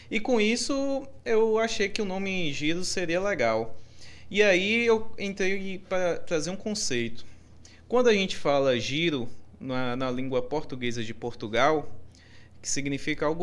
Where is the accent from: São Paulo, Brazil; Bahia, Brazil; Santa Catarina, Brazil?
Bahia, Brazil; Brumado; moved away; also born or lived in Porto Seguro; eu, eu sou de Brumado, do De interior.